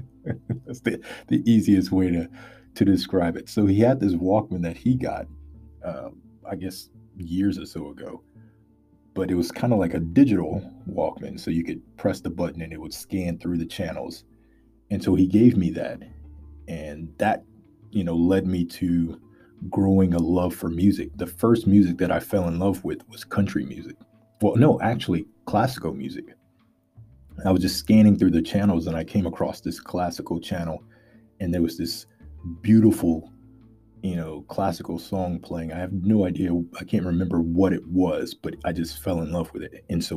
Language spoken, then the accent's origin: English; Louisiana, United States; And I'm from Louisiana in America, for those of you outside of America. I'm a country boy, southern boy.